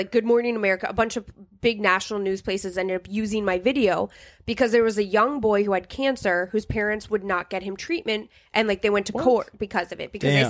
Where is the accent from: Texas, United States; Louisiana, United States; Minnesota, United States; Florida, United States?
Minnesota, United States; St. Cloud; also born or lived in New Hampshire; I grew up in St. Cloud.